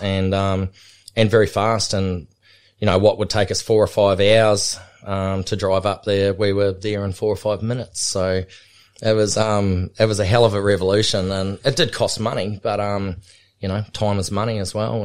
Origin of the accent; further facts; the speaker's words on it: Otago, New Zealand; now in Australia; growing up in New Zealand, um, we grew up on a high country station called Waiteri, which was, um, between Queenstown and Cromwell and Wanaka